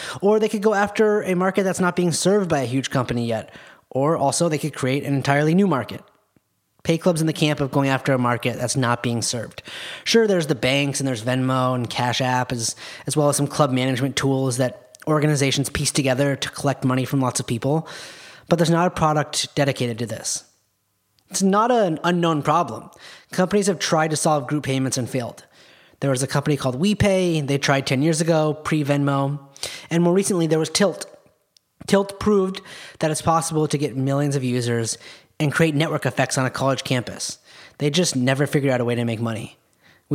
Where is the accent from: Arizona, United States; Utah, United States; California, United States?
Utah, United States; now in Los Angeles, United States; I grew up in Utah where there were no football teams.